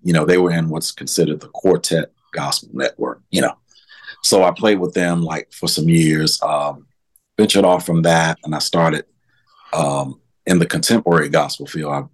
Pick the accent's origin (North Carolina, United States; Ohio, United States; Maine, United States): North Carolina, United States; Winston-Salem; I'm from Winston Salem, North Carolina. That's where I reside right now.